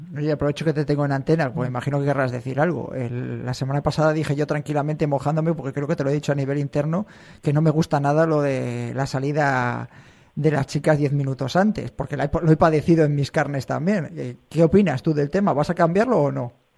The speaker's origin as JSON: {"language": "Spanish", "area": "Sanabria", "region": "Castile and León", "country": "Spain", "said": "Sanabria sí es la carrera de mi pueblo"}